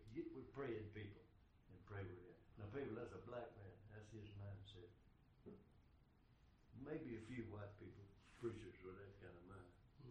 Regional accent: Texas, United States; We're from Deep East Texas.

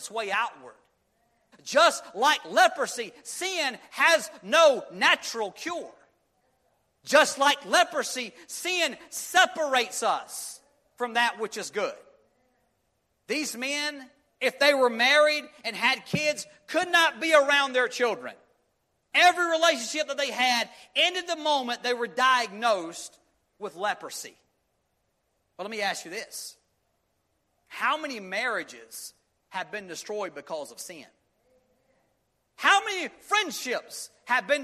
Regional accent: Union, United States; we were growing up in Union, we were small town boy

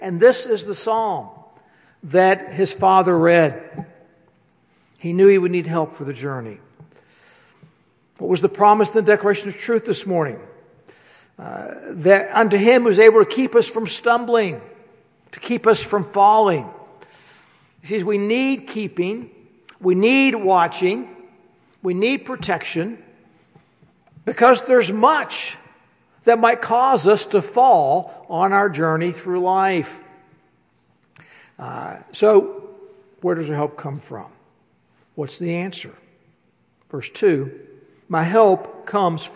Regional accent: West Virginia, United States; I'm from West Virginia

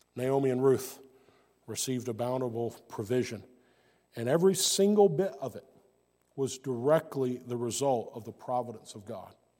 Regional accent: United States; I'm from the United States

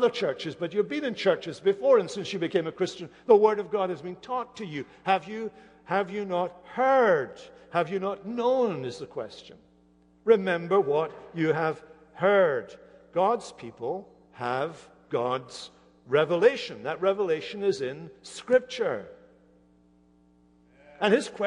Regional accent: Hamilton, Scotland, United Kingdom; moved away; not far from Hamilton, where I grew up in Scotland

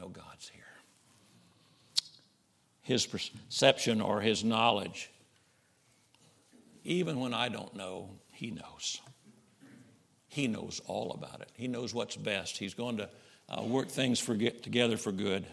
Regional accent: Camden, Arkansas, United States; I'm from Camden, Arkansas, just north of where you are

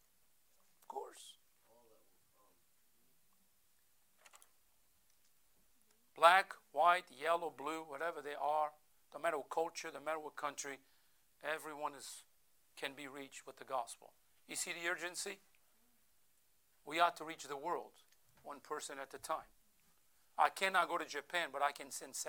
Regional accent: Portugal; first language Portuguese; English is a second language; now in United States; I'm not an American, I'm an American citizen, but I Portuguese by birth

